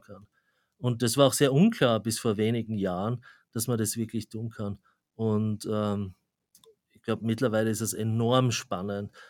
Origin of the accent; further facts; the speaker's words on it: Graz, Styria, Austria; moved away as an adult; also born or lived in Zurich, Switzerland; now in New York, United States; wie man am Akzent schon hört, ich komme ursprünglich aus Österreich, also aus, aus Graz